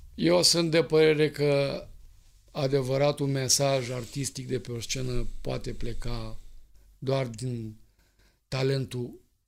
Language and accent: Romanian; Romania; suntem români